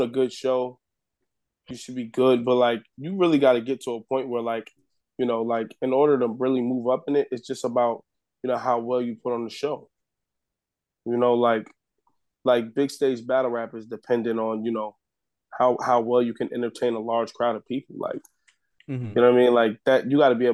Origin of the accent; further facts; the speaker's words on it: New York City, New York, United States; I'm from the Bronx